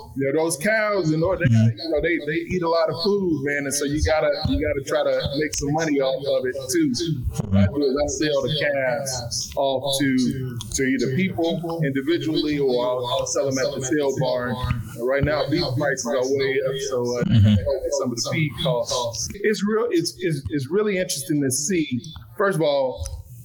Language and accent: English; Chicago, Illinois, United States; now in Texas, United States; I'm originally from Chicago